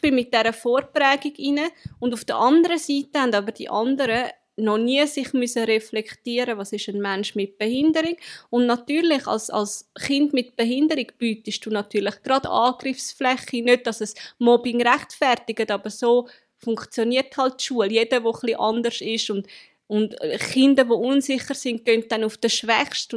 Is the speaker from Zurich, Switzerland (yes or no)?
yes; Zurich, Switzerland; ich komme aus Zürich.